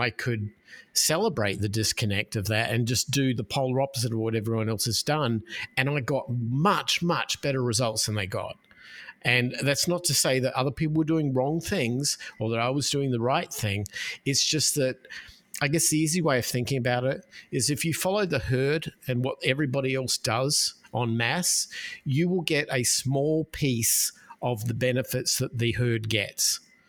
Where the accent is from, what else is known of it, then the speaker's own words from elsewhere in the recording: Australia; moved away as an adult; now in United States; I'm a Australian expat who has lived in the United States for 20 something years, and I came here with nothing but a bag of clothes